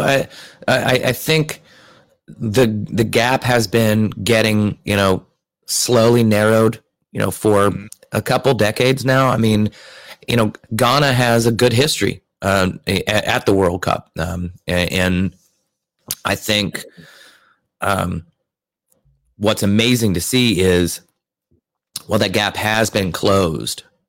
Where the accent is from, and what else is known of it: United States